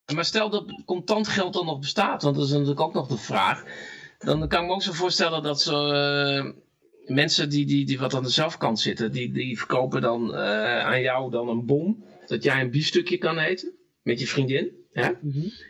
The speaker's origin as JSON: {"language": "Dutch", "region": "North Brabant", "country": "Netherlands", "also_born_or_lived": "Friesland", "moved": "yes", "said": "ik kwam uit Brabant"}